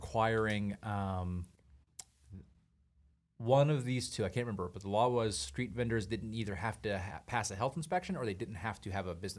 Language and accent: English; the South, United States; moved away; where I grew up in the South